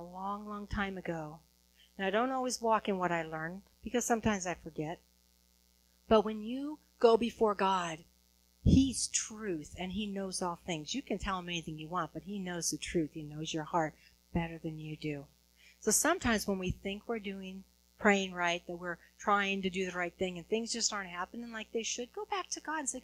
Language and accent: English; Huntington Beach, California, United States; I'm from Huntington Beach, California